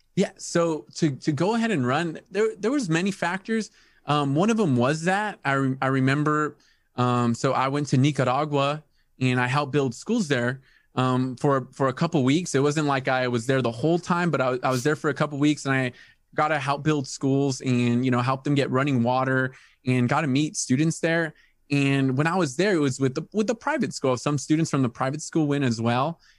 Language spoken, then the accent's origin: English; El Centro, California, United States; born and raised in El Centro